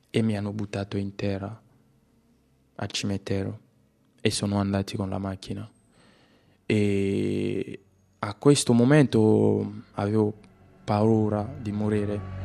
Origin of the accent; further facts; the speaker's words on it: DR Congo; Italian is a second language; moved away as an adult; also born or lived in Kinshasa; now in Italy; Vengo dalla Repubblica Democratica del Congo